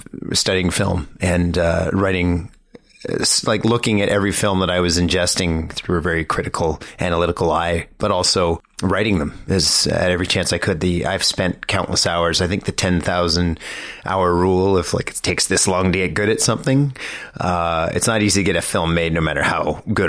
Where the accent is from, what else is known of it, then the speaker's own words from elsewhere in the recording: Sudbury, Ontario, Canada; now in Toronto, Canada; I grew up in Canada, I grew up in Sudbury, and I've lived in Toronto since 99